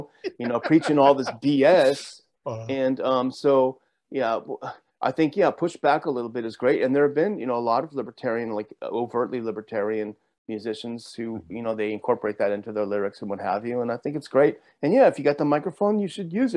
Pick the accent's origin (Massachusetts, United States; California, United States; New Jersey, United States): California, United States; Southern; I grew up in Southern California